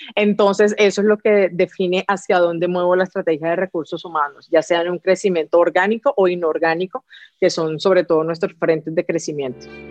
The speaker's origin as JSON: {"language": "Spanish", "country": "Colombia", "said": "como colombiana también que yo que soy"}